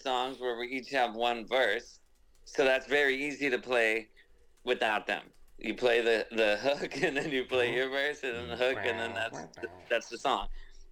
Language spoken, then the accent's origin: English; Southern California, United States; I'm from Southern California